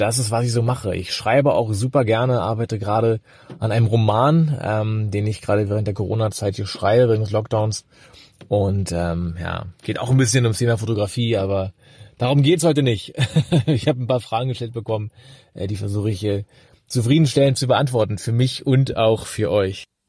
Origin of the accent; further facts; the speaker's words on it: Berlin, Germany; ich komme aus Berlin, bin, wie gesagt, hier geboren, wohne hier